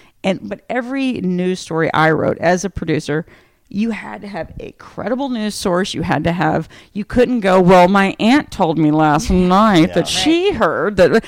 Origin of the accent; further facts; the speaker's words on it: Texas, United States; I grew up in Texas.